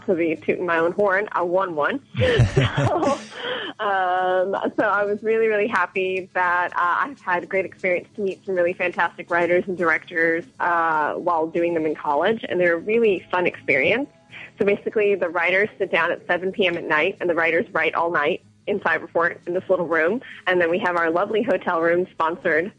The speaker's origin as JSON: {"language": "English", "country": "United States", "tie": "born or raised there", "moved": "as an adult", "lives_now": "Hong Kong", "said": "I grew up in the States, where literally almost every city has a Shakespeare Festival"}